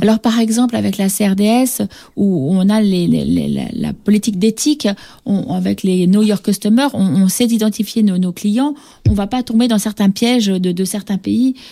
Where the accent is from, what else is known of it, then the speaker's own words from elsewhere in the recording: France; now in Senegal; on est français